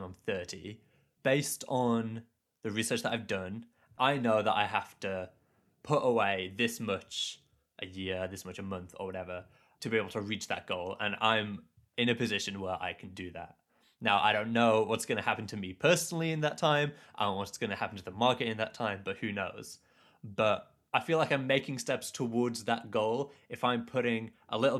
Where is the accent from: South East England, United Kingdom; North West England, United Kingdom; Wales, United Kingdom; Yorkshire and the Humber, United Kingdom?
Yorkshire and the Humber, United Kingdom; Leeds; I grew up in Leeds